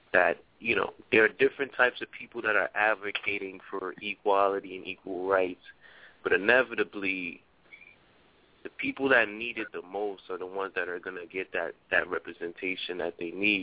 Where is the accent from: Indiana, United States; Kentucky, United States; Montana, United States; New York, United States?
New York, United States; New York City; I'm from the Bronx